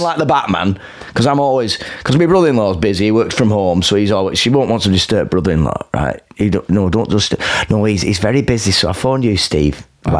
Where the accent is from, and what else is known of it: Lancashire, North West England, United Kingdom; accent: strong Lancashire